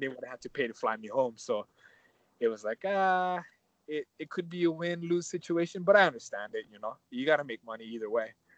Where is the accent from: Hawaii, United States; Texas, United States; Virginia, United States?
Hawaii, United States